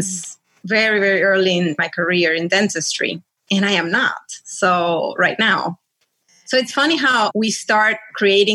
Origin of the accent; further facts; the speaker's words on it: Caracas, Capital District, Venezuela; moved away as an adult; also born or lived in Connecticut; now in Florida, United States; when I was growing up in Venezuela, I had family here.